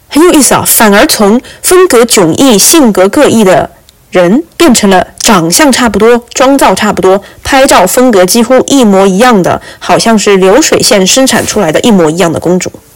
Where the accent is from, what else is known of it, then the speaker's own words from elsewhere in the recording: China; also born or lived in Qatar / Morocco; now in Boston, United States; 因为我是中国人，我就是不习惯在茶里面加糖